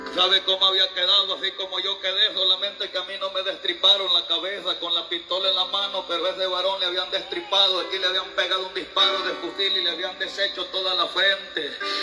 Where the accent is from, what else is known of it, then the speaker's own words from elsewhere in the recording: El Salvador; como buen salvadoreño